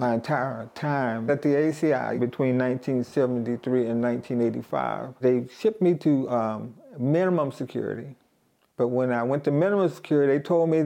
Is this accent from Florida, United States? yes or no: no; Pittsburgh, Pennsylvania, United States; I'm from Pittsburgh, Pennsylvania